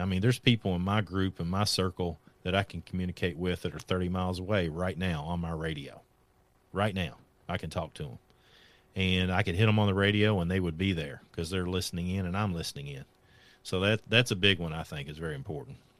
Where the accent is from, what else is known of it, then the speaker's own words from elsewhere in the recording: Kentucky, United States; I'm from Kentucky, so there's not a whole considerable amount of wealth here.